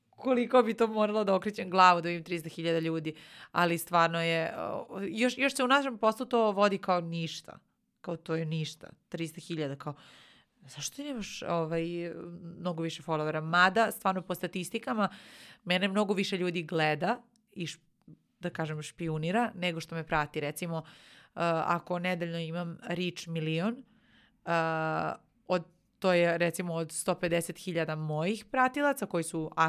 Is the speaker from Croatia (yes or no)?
no; Nova Pazova, Vojvodina, Serbia; A, a ja sam inače iz Nove Pazove. Nova Pazova ima 30.000 stanovnika.